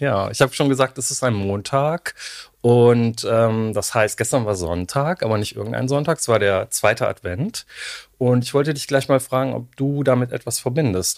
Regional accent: Cologne, North Rhine-Westphalia, Germany; ich komme auch aus Köln

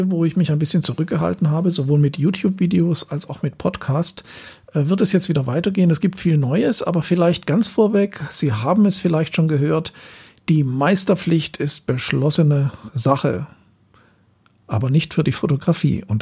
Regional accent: Southern Germany, Germany; now in Berlin, Germany; Zeit von zwei Jahren hier in Berlin, wo ich hauptsächlich von Aufträgen aus dem Süden Deutschlands, wo ich herkomme, ähm, gelebt habe.

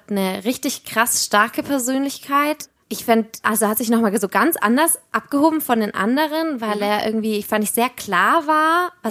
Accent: Bavaria, Germany; Aber ich komme ja auch aus Franken ursprünglich. Ich fand das natürlich mega. Ein Franke.

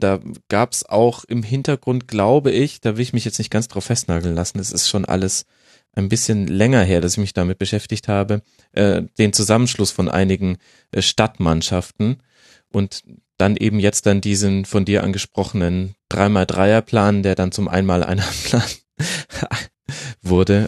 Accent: Würzburg, Bavaria, Germany; moved away; Es ist meine alte Heimat im weitesten Sinne

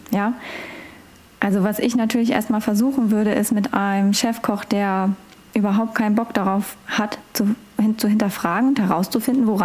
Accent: Northern Germany, Germany; Ich komme ja aus Norddeutschland. Ich äh, uns wird ja immer so eine gewisse Art von Humor unterstellt.

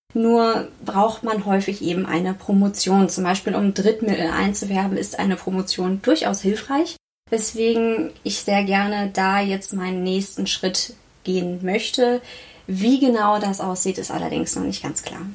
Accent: Northern Germany, Germany; moved away as an adult; also born or lived in Münster; now in Karlsruhe, Germany; Ich komme eigentlich aus Norddeutschland und konnte endlich mal in den warmen Süden ziehen

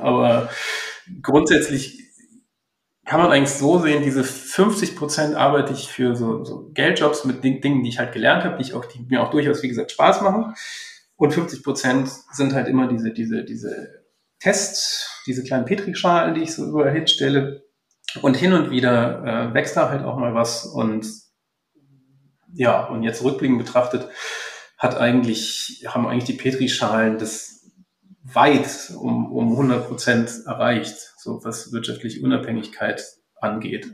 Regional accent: Rhineland, Germany; wir so als Rheinländer

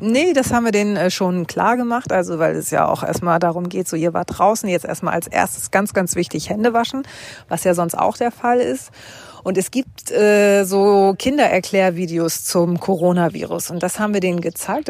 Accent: Hamburg, Germany; ich bin aus Hamburg

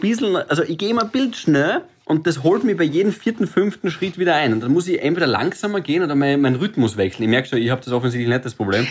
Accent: Graz, Styria, Austria; now in Vienna, Austria; ich bin auch Grazer

